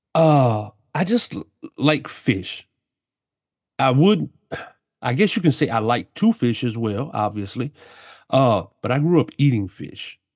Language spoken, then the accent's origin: English; South Louisiana, United States; I grew up down here in South Louisiana my whole life.